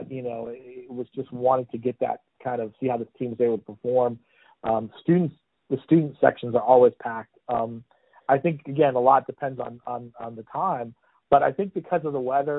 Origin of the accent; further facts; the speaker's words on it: Indiana, United States; now in Florida, United States; I'm from Indiana originally, and so I grew up being, you know, a basketball fan first.